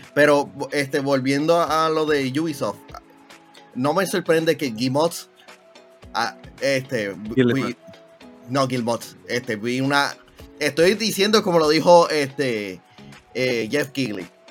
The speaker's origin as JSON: {"language": "Spanish", "country": "Puerto Rico", "said": "ser un boricua"}